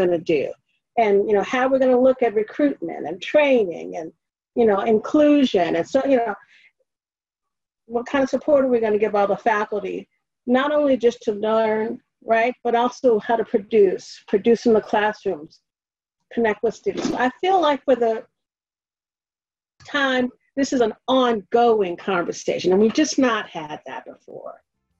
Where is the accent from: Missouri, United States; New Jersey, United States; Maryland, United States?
Missouri, United States; But we're talking, you know, I'm from Missouri, but, you know, at least we're talking about it, right?